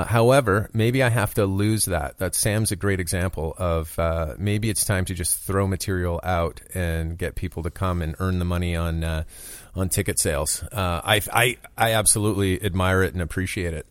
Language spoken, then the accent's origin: English; Canada; moved away as an adult; now in United States; I'm a Canadian.